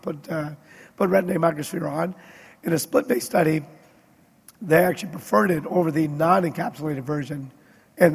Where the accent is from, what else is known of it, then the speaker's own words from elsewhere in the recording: Wisconsin, United States; I grew up in Wisconsin